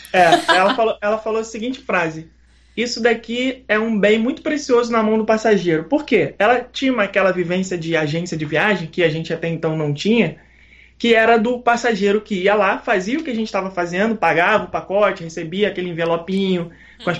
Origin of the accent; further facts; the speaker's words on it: Rio de Janeiro, Brazil; sou carioca malandrinho, surfistinha